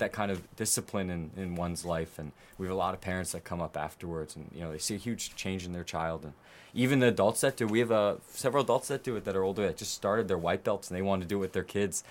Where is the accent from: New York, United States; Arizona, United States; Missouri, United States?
Missouri, United States; Kansas City; moved away as an adult; now in South Korea; I grew up uh, in Kansas City for most of my life